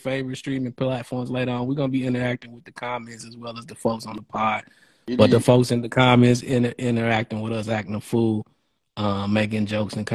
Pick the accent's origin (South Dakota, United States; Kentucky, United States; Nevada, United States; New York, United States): Kentucky, United States; Louisville; I'm from Louisville. I'm from here.